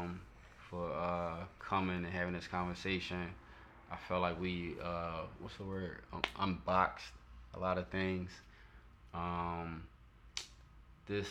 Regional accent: Philadelphia, Pennsylvania, United States; I come from South Philly

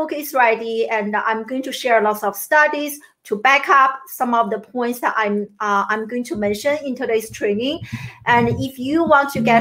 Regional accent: China; moved away as an adult; also born or lived in Syracuse, United States / Maryland, United States; now in United States; I grew up in China, and I came to the US in my early 20s to pursue my American dream

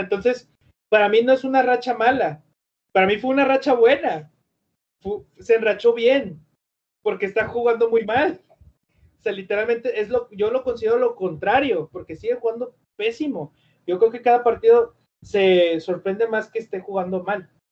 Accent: Mexico; also born or lived in Monterrey; yo soy mexicano

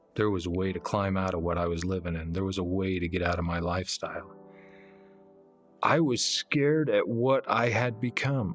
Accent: Heber City, Utah, United States; I was born and raised here in Heber City.

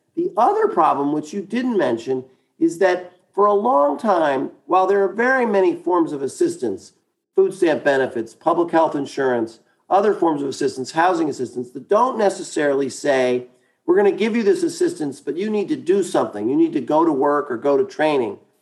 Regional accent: New York City, New York, United States; I grew up in Brooklyn, New York. I, my family's from Wisconsin, but I'm from New York.

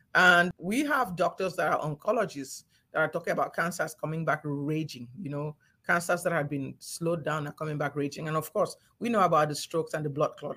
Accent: Cameroon; moved away; also born or lived in Nigeria; I grew up in Cameroon when things were still peaceful and nice

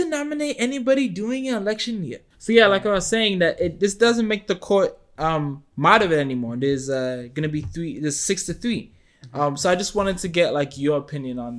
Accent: United States; as a, you know, American person

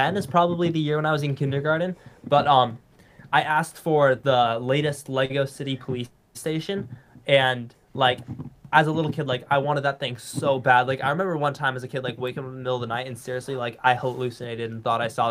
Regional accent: California, United States; I'm from California, I never get to see snow

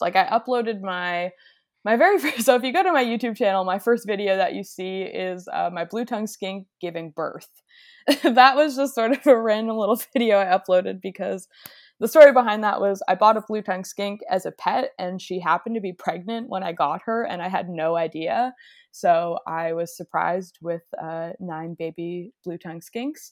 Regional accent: Nova Scotia, Canada; where I grew up in Nova Scotia, there's not many reptiles. So Nova Scotia is like on the east coast of Canada.

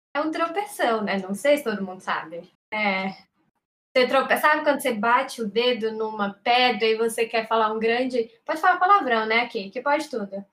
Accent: Quixadá, Ceará, Brazil; now in São Paulo, Brazil; eu estou em São Paulo, mas eu também sou de Quixadá, morei no interior, mais interior que a Dávila

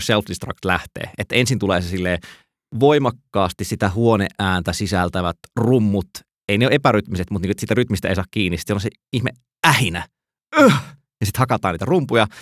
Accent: Joensuu, North Karelia, Finland; mä oon siis kotoisin Joensuusta

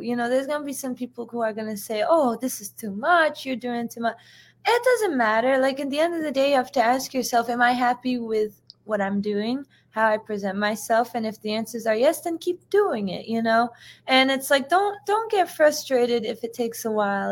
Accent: United States; I'm first generation, so I was born in, in the U.S.

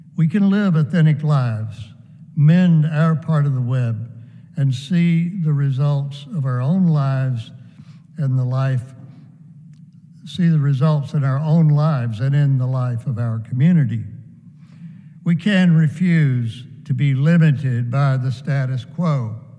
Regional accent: United States; I am connected to my brothers and sisters in rural America where I grew up

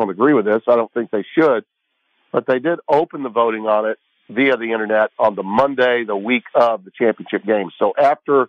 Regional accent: Shreveport, Louisiana, United States; my hometown bowl when it was called the Poland Weed Eater Independence Bowl.

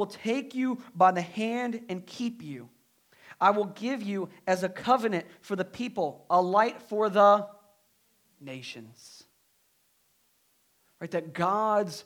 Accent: United States; for us as Americans

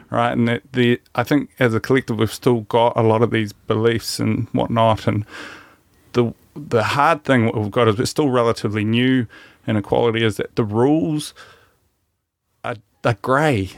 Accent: New Zealand; as Kiwi men

